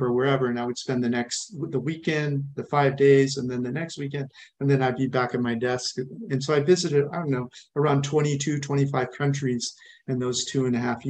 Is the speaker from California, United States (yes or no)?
yes; California, United States; moved away as an adult; also born or lived in East Coast / Arizona / Oregon / India; I grew up in California in a small farming town. And spent most, maybe until 20, I was in California